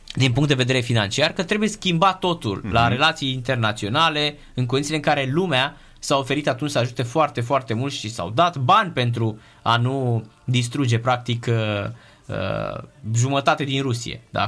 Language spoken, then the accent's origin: Romanian; Romania; sunt din România